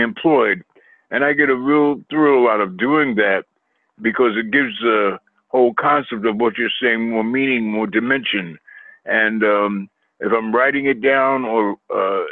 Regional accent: New York City, New York, United States; I was raised in Queens, New York

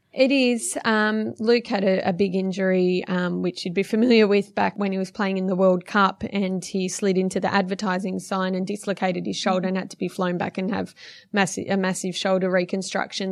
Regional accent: Blacktown, New South Wales, Australia; I was uh, born and raised in Blacktown, western suburbs of Sydney

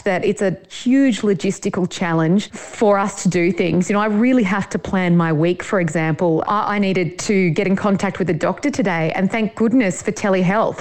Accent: Sydney, New South Wales, Australia; moved away as an adult; also born or lived in Melbourne / Bendigo; now in Caramut, Australia; I'm from Sydney originally, and I got a cadetship with the ABC and moved to Melbourne

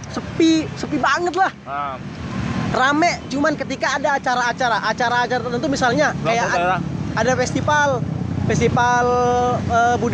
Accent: East Kalimantan, Indonesia; Ya kalau kalau kalau kota aku gampang. Tapi kalau di Kalimantan Timur itu kan jalanannya

